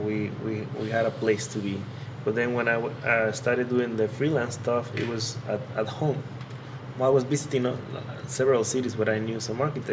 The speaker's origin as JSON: {"language": "English", "region": "Tabasco", "country": "Mexico", "tie": "born or raised there", "also_born_or_lived": "Puebla, Mexico", "moved": "as an adult", "said": "I'm from Tabasco. Mm-hmm. I was born there, lived there for all my childhood"}